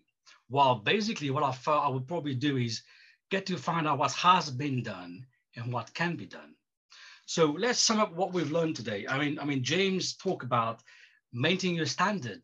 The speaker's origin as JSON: {"language": "English", "country": "Mauritius", "tie": "born or raised there", "moved": "as an adult", "said": "I left my home country, Mauritius"}